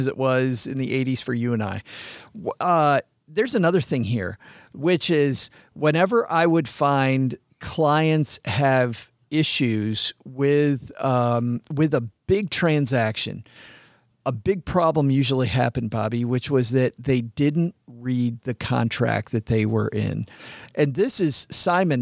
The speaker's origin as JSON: {"language": "English", "region": "West Michigan", "country": "United States", "tie": "born or raised there", "said": "I grew up in West Michigan, which is farm country"}